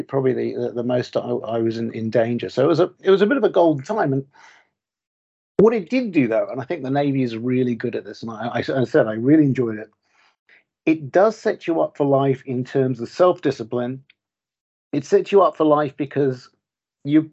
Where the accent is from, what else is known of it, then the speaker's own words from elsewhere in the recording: Auckland, New Zealand; moved away as an adult; now in Bulgaria; did most of the sort of important growing up years, the sort of secondary school and university years in New Zealand, in sunny Auckland.